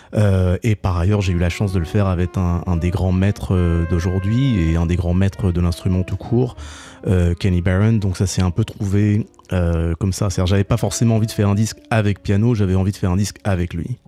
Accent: Paris, Île-de-France, France; moved away as an adult; also born or lived in Boston, United States; now in New York, United States; J'ai grandi à Paris, donc je suis parti depuis 30 ans, mais j'ai grandi à Paris

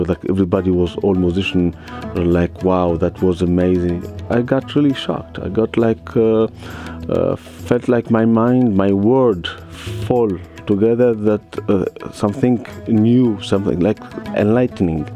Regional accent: Tunisia; I come from Tunisia

